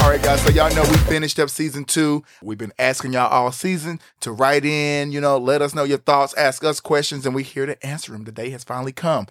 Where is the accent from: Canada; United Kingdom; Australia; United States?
United States; Texas; growing up where we're from, like we said, we're in the Bible Belt, we're here in Texas, we're from a small town